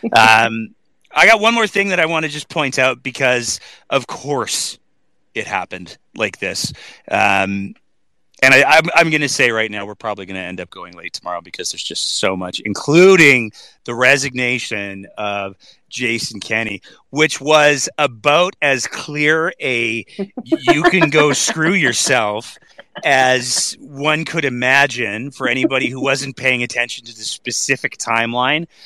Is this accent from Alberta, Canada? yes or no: yes; Alberta, Canada; as an Albertan and a Canadian